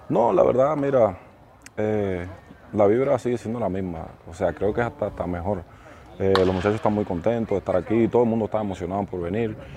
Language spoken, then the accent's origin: Spanish; Cuba; moved away as an adult; Nosotros los cubanos